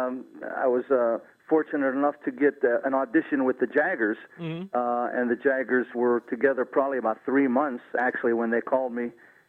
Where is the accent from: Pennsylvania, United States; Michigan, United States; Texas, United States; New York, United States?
Pennsylvania, United States; Aliquippa; Yes, I'm from Aliquippa, actually.